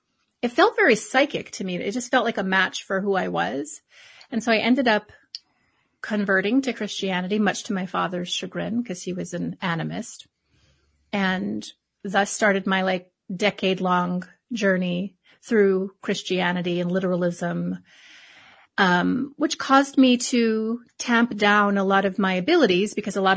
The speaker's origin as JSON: {"language": "English", "region": "Hawaii", "country": "United States", "tie": "born or raised there", "said": "I was born and raised in Hawaii"}